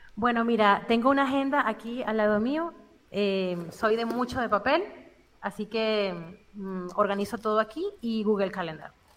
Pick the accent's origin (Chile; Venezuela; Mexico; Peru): Venezuela; moved away as an adult; now in Spain; nací en Venezuela, em, tengo siete años fuera del país